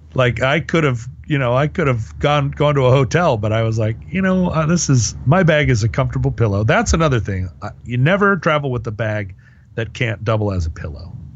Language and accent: English; United States; I'm an American